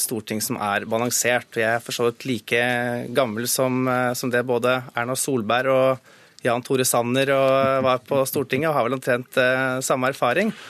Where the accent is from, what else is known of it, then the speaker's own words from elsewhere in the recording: Hedmark, Norway; hjemfylket mitt.